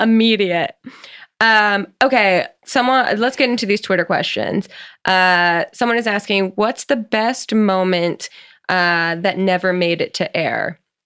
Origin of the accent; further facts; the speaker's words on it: New Jersey, United States; I'm from New Jersey